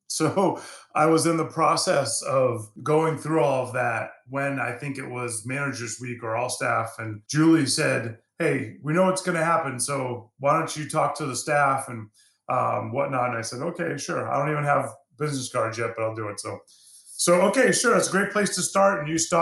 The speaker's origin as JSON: {"language": "English", "town": "Boston", "region": "Massachusetts", "country": "United States", "tie": "born or raised there", "said": "I grew up in Boston. I grew up in the city."}